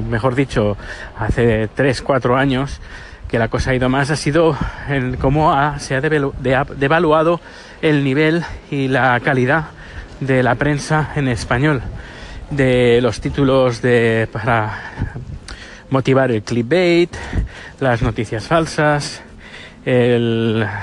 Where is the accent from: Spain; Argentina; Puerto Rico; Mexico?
Spain; now in Sweden; yo desde que desde que salí de Cuba, digo de España, y llegué aquí a Suecia